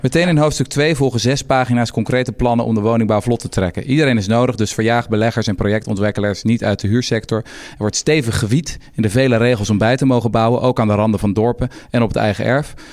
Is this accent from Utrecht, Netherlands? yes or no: yes; Houten, Utrecht, Netherlands; Ik kom zelf uit Houten